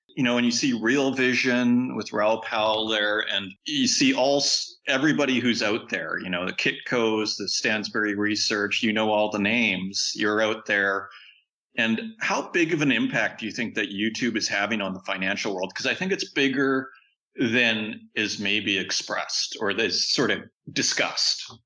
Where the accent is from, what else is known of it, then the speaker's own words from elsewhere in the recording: Saskatchewan, Canada; I'm from Saskatchewan